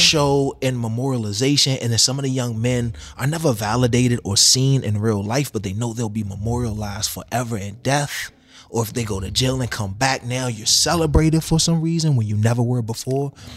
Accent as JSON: {"language": "English", "town": "Washington", "region": "District of Columbia", "country": "United States", "tie": "born or raised there", "said": "I grew up in the projects of D C"}